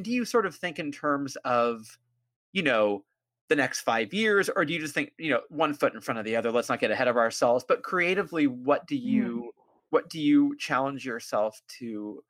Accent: California, United States; I do think of myself as a uniquely, not uniquely, but a very specifically Californian writer

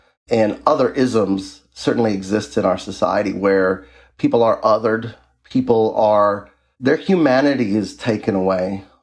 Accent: U.S. Virgin Islands; moved away as an adult; also born or lived in North Dakota; now in Minnesota, United States; I am originally from the United States Virgin Islands. I grew up in the Caribbean most of my childhood and teenage adolescent life

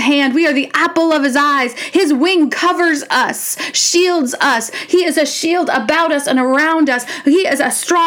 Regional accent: United States; as the American church, as the American people

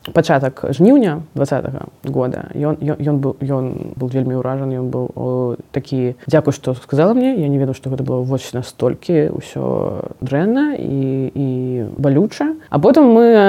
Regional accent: Belarus; moved away; я беларуска і таму што я не не хачу хаваць што я беларуска

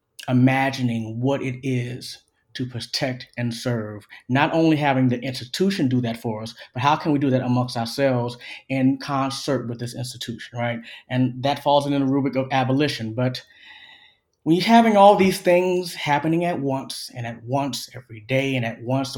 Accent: Orangeburg, South Carolina, United States; now in Athens, United States; I'm from Orangeburg, South Carolina

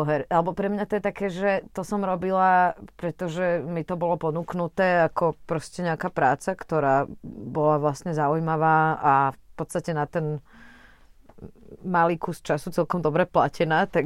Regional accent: Trnava, Trnava Region, Slovakia; also born or lived in Bratislava; ja som sa narodila v Trnave, uh, vlastne rok pred revolúciou

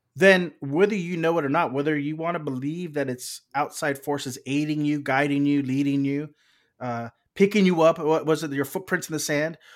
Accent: South Texas, United States; moved away as an adult; also born or lived in Austin, Texas; now in Los Angeles, United States; I'm originally from South Texas.

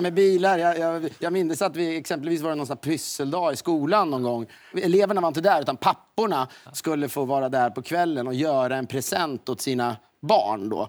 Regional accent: Köping, Västmanland, Sweden; moved away; Nej, från Köping.

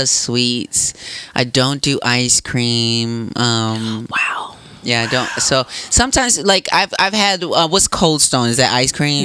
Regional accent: Racine, Wisconsin, United States; Piggly Wiggly was so close to um, where I grew up in Racine

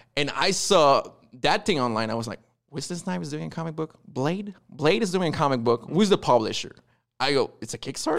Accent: Quebec, Canada; accent: French Canadian; I'm from Quebec. That, that's the accent, like French Canadian

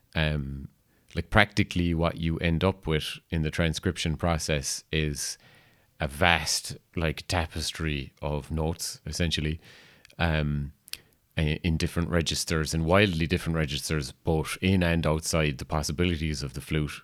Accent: Kerry, Munster, Ireland; a composer from Kerry

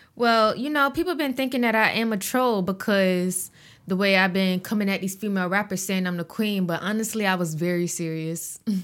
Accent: Augusta, Georgia, United States; I'm from Augusta

